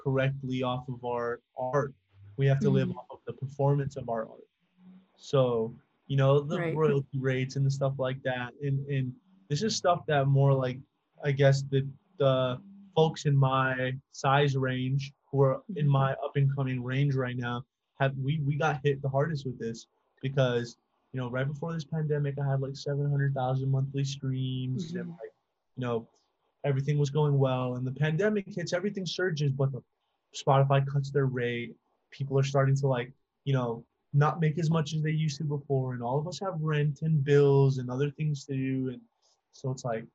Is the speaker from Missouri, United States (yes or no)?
no; Las Cruces, New Mexico, United States; moved away as an adult; now in El Paso, United States; I live in El Paso, which is like right on the border of Mexico, and then 45-minute drive from where I grew up in Las Cruces, New Mexico